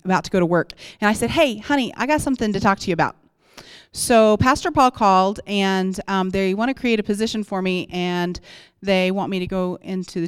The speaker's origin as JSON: {"language": "English", "region": "Oklahoma", "country": "United States", "moved": "as an adult", "lives_now": "Colorado, United States", "said": "I'm from Oklahoma, and we moved here"}